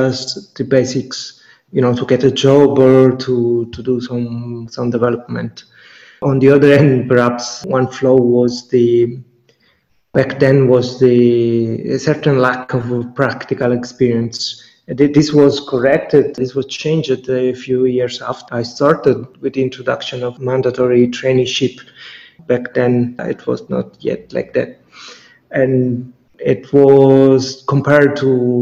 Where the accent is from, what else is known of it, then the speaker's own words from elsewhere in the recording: near Catania, Sicily, Italy; moved away; I chose to move to Catania, which is one of the biggest towns, one of the biggest cities in Sicily, but close to my hometown